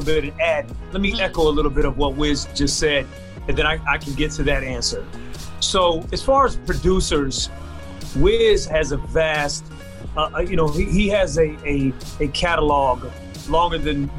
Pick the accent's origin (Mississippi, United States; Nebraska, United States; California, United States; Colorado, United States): Nebraska, United States; Omaha; also born or lived in New York / District of Columbia, United States / Atlanta; And I'm originally from Omaha, Nebraska via New York, via DC, via Atlanta, back to Omaha, Nebraska. So I'm a Midwest guy.